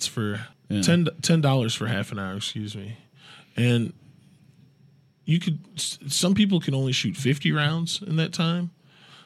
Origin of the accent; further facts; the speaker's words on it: United States; I'm an American person